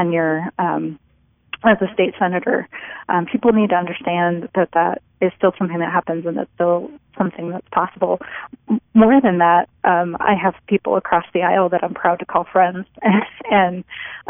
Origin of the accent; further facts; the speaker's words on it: rural eastern Nebraska, United States; now in Lincoln, United States; I was born and raised in rural eastern Nebraska